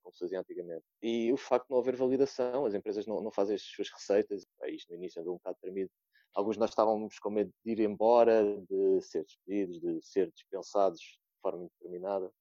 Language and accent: Portuguese; Odivelas, Lisbon, Portugal; tenho 25 anos, sou de Odivelas